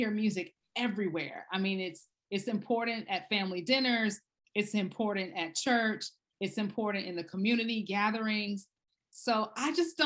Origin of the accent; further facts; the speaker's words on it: Baton Rouge, Louisiana, United States; I grew up in Baton Rouge, Louisiana, in a very Creole part of the state